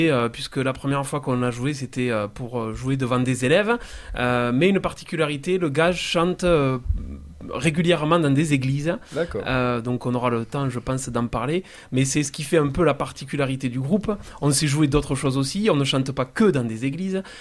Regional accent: Castres, Occitania, France; on vient de Castres, c'est pas très loin d'Albi.

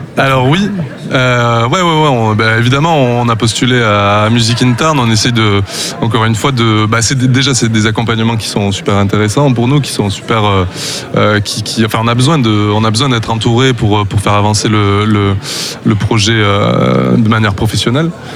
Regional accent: Tarn, Occitania, France; on est deux à venir du Tarn

